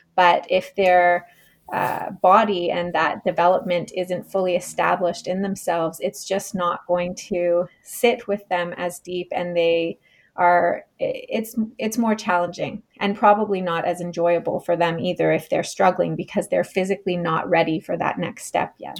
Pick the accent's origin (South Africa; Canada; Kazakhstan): Canada; moved away as an adult; also born or lived in Australia; I am originally from Canada, where I am right now on the east coast of Canada